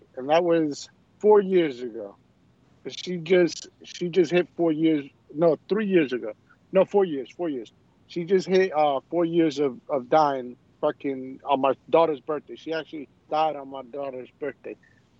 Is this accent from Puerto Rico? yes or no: yes; Puerto Rico; I'm from Puerto Rico.